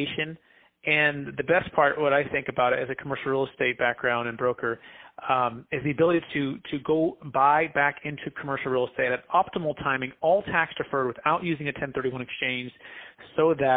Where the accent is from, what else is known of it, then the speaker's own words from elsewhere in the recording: Fremont, California, United States; I grew up in the Bay Area, Mission, San Jose, Fremont, in California